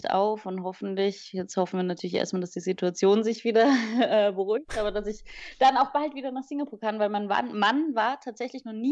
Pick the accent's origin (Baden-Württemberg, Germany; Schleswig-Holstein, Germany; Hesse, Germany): Hesse, Germany; born there; Es war auch zum ersten Mal, dass ich als gebürtige Deutsche in Deutschland gewohnt habe. Also klar, ich war ja früher als Kind in, in Wiesbaden-Niedernhausen, aber da war ich ein Jahr alt.